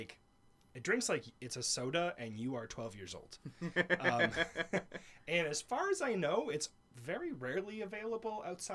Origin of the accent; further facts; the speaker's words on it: Michigan, United States; And I grew up here in Michigan.